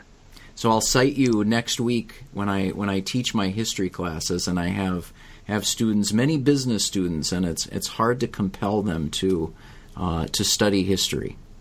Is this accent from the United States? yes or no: yes; United States; As an American, and thus a novice to cricket